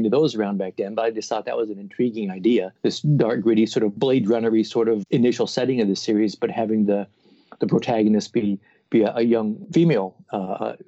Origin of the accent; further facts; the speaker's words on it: Portland, Oregon, United States; also born or lived in New Jersey; I had just moved back to Portland, Oregon, my hometown